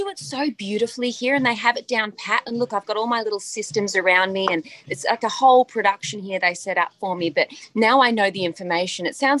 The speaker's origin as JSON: {"language": "English", "country": "Australia", "tie": "born or raised there", "moved": "as an adult", "lives_now": "Los Angeles, United States", "said": "Because I grew up in Australia."}